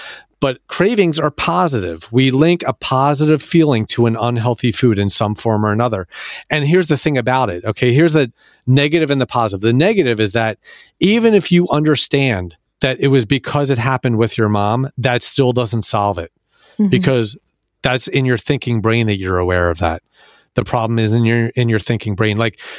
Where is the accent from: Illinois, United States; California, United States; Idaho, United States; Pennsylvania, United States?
Pennsylvania, United States; Philadelphia; Yeah, I'm from Philadelphia, so I know Entenmann's.